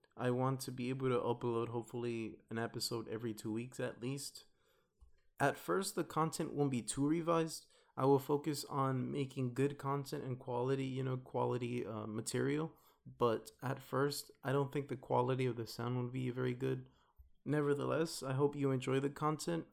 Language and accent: English; Los Angeles, California, United States; moved away as an adult; now in Philadelphia, United States; I'm from Watts, Los Angeles. I went to school in Los Angeles and now I'm here studying in Philly